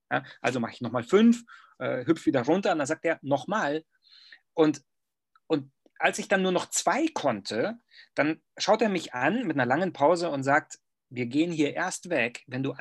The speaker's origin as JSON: {"language": "German", "country": "Germany", "said": "was in meinem Kopf abging als Deutscher, ähm, und noch dazu äh, mit diesem, mit diesem pseudo-studierten äh, Gehabe. Weißt du, wir Deutschen, wir sind ja manchmal, wir sind in der Fremde"}